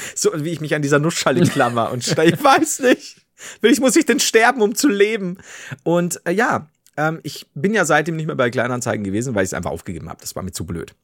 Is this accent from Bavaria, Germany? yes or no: yes; Bavaria, Germany; als Bayer